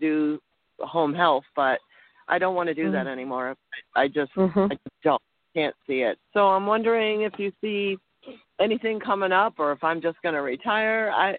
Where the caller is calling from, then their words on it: Montana, United States; I'm calling from Montana.